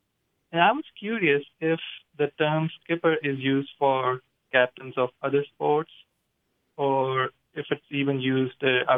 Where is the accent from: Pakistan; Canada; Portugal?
Pakistan; now in Wilmington, United States; I was born and raised in Pakistan, and I grew up playing a very popular sport over there called cricket.